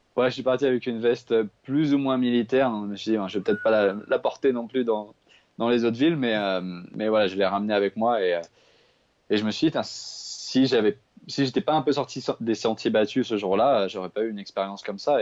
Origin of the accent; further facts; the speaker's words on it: Paris region, Île-de-France, France; moved away; moi j'ai grandi à Paris, en fait, je, suis parisien de, base. Euh, j'ai grandi en région parisienne